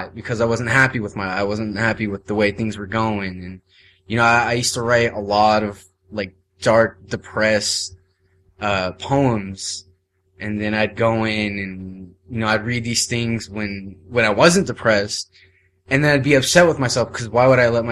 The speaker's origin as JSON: {"language": "English", "town": "Las Vegas", "region": "Nevada", "country": "United States", "tie": "born or raised there", "moved": "as an adult", "said": "this is the first time I've ever really been outside of Las Vegas"}